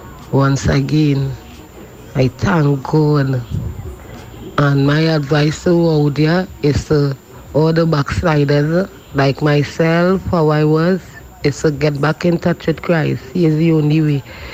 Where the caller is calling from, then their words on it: Maloney, Trinidad & Tobago; I'm calling from Maloney.